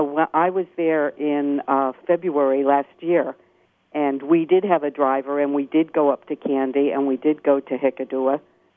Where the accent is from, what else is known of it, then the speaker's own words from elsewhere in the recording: New Jersey, United States; And just to tell you that I'm from New Jersey, as you said, and the beaches are much like the beaches in New Jersey, which really surprised me.